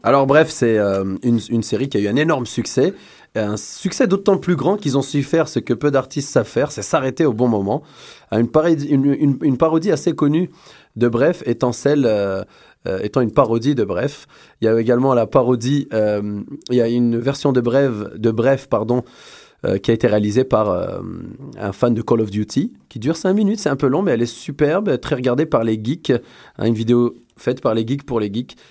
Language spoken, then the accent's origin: French; Algeria; now in Montreal, Canada; On a chez nous en Algérie